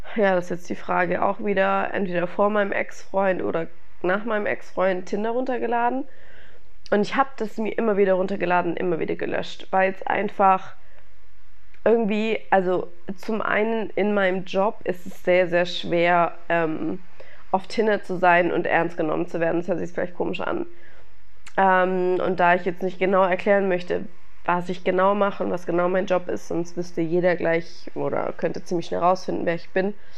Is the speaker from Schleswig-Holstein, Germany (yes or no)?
no; Stuttgart, Baden-Württemberg, Germany; moved away; als ich in meiner Heimat war in Stuttgart